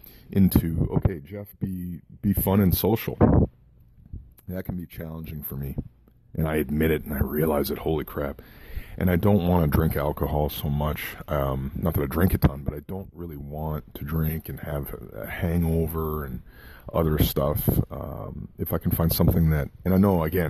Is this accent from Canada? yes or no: yes; Kitchener, Ontario, Canada; the hospital in Kitchener, Ontario, Canada, my hometown, Waterloo, Kitchener